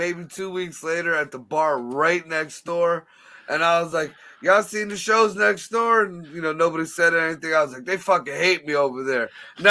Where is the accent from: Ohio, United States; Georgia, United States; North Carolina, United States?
Ohio, United States; Youngstown; I come home to my hometown here in Youngstown